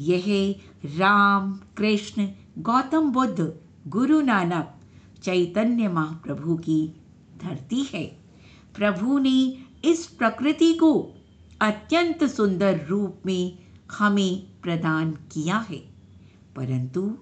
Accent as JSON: {"language": "Hindi", "region": "Delhi", "country": "India", "said": "दिल्ली से हूँ"}